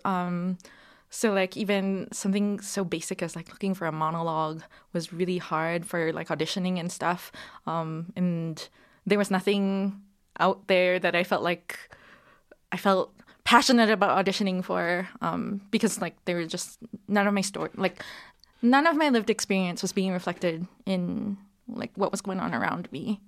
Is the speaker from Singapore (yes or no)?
yes; Singapore; moved away as an adult; now in Calgary, Canada; I was born here in Calgary, um, and then I moved to Singapore when I was three, where my parents are from, uh, and then I was there for twenty years